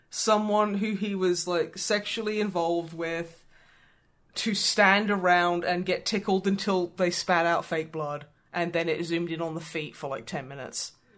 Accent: United Kingdom; I was educated about Europe's geography in the UK

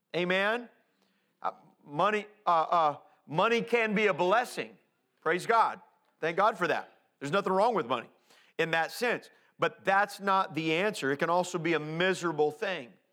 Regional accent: Indianapolis, Indiana, United States; growing up in Indianapolis

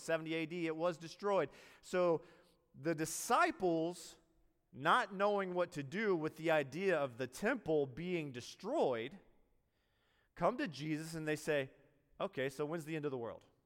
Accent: Greenville, South Carolina, United States; moved away as an adult; also born or lived in New York City; I'm from Greenville, South Carolina

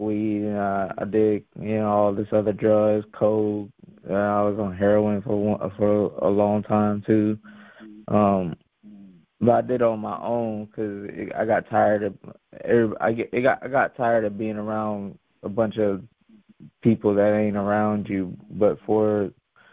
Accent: York, Pennsylvania, United States; moved away; also born or lived in Guayama, Puerto Rico / North Carolina / Texas; my parents moved us to York, Pennsylvania, when we came from Puerto Rico. It was roughly about like 5 or 6

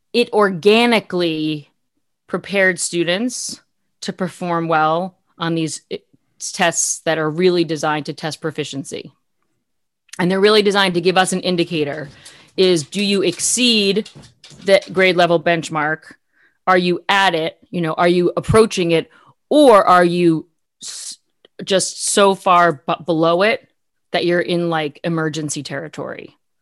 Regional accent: Massachusetts, United States; born or raised there; moved away as an adult

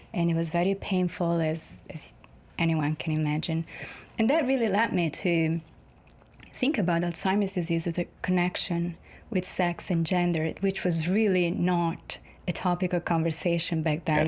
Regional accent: Florence, Tuscany, Italy; moved away; I'm from Florence in Italy

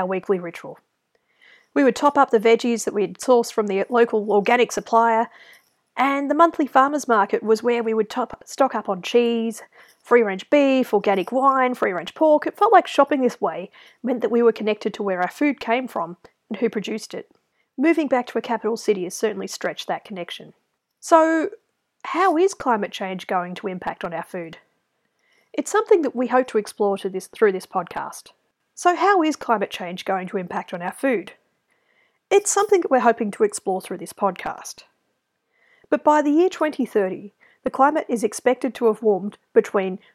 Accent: Victoria, Australia; also born or lived in Melbourne; my home state of Victoria

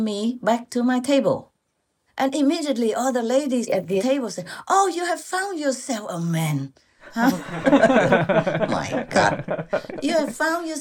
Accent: Vietnam; moved away; from Vietnam, born in 19 so-and-so, in such and such province or city

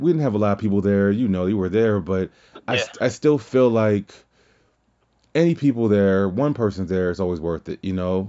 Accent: Louisiana, United States; moved away; I'm from Louisiana originally

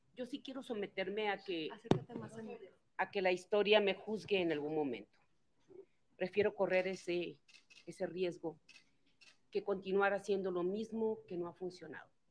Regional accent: Baja California, Mexico; la paz regresó en mi estado

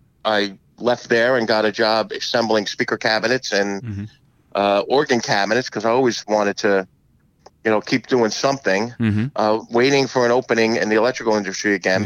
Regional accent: Rahway, New Jersey, United States; I grew up in Rahway.

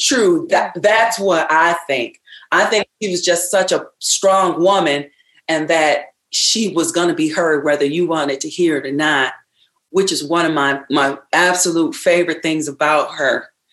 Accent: Ravenna, Michigan, United States; I grew up in Ravenna, Michigan on a farm, so I'm a a country girl

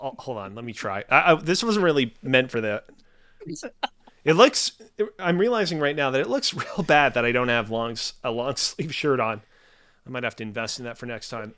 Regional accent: Montreal, Quebec, Canada; I'm from Montreal.

